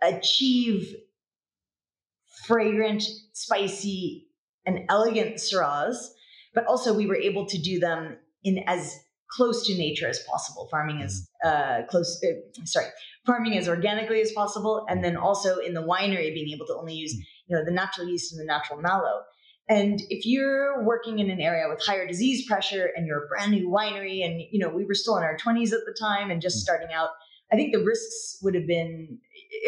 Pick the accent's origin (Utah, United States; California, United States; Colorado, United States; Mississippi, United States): California, United States; moved away as an adult; now in South Africa; Chris is English South African, I'm from California. Neither of us are from winemaking families.